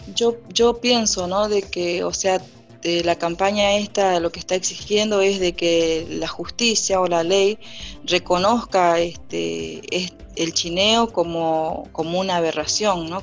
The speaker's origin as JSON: {"language": "Spanish", "town": "Orán", "region": "Salta", "country": "Argentina", "tie": "born or raised there", "said": "me crié en Salta, en Orán"}